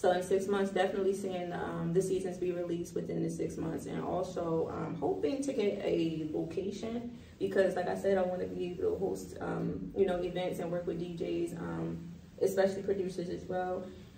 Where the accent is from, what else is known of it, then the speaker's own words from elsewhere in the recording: Baltimore, Maryland, United States; So I was born in Baltimore City. West Baltimore City is the, I guess, born and raised element of me.